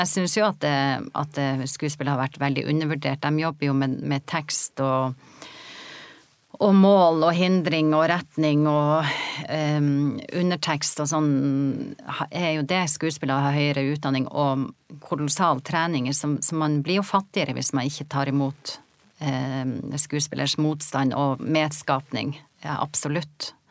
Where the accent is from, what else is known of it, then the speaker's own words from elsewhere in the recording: Norway; moved away as an adult; also born or lived in Oslo; jeg kommer jo fra Gokk og ei jente og kom til Oslo i ironiens tidsalder